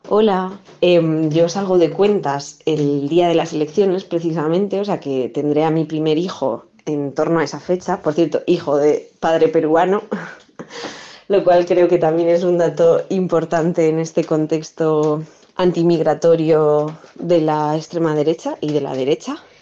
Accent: Bilbao, Basque Country, Spain; Yo soy de Bilbao, soy vasca. Yo con siete años

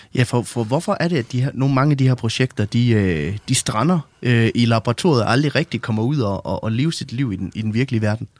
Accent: West Jutland, Central Denmark Region, Denmark; jeg kommer selv fra Vestjylland

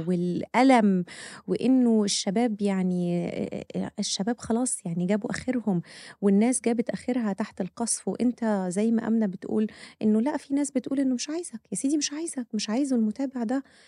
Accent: Egypt; احنا كمصريين

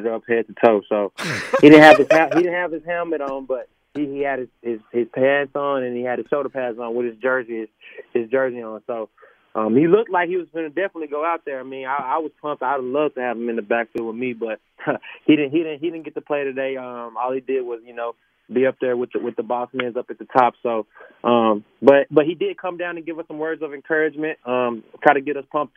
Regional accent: Dallas, Texas, United States; I'm from Dallas, Texas, first time being out here

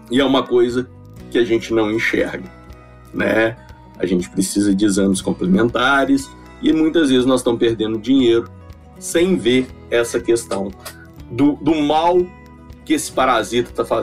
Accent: Minas Gerais, Brazil; É, eu sou de Minas, né? Eu sou, sou mineiro e formei aqui na UFMG em 2004.

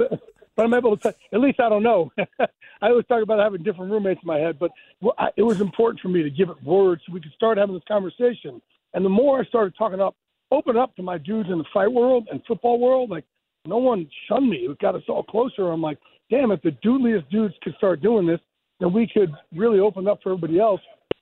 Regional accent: New Jersey, United States; Guys, when you're growing up on the Jersey Shore and you're put on the short bus and told that you have a learning disability, it is not good.

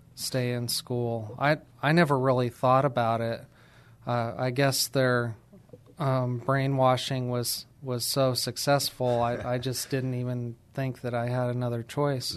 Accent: New Mexico, United States; I'm from New Mexico and from a small town there

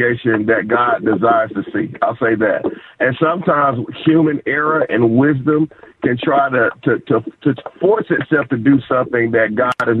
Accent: Salisbury, North Carolina, United States; I'm born and raised in Salisbury, North Carolina. That's my hometown

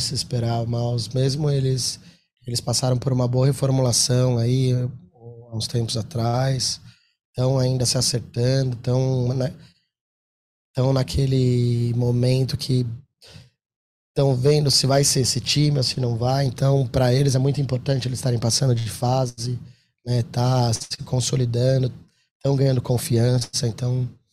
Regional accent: Brazil; a gente é brasileiro

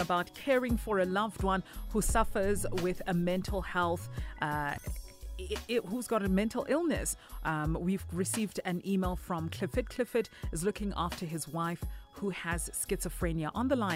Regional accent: Soweto, Gauteng, South Africa; I grew up in Soweto

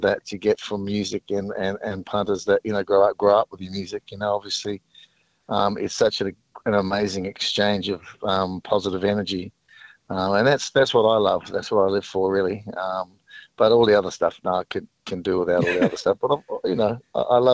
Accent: New Zealand; I grew up in New Zealand

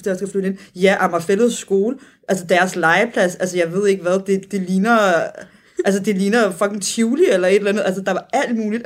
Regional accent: Copenhagen, Capital Region of Denmark, Denmark; som københavner

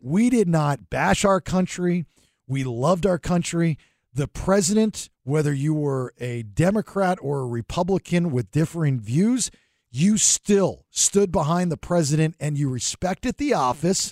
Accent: Sarasota, Florida, United States; that's my old stomping ground, you know, growing up in Sarasota

